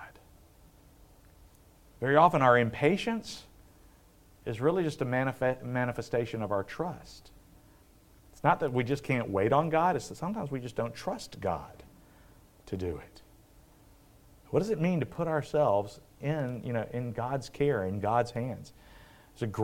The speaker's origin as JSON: {"language": "English", "region": "South Carolina", "country": "United States", "tie": "born or raised there", "moved": "yes", "said": "growing up in South Carolina"}